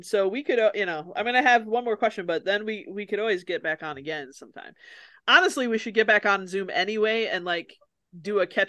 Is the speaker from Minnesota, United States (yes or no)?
yes; near Mankato, Minnesota, United States; I'm not from Mankato, but from close to there.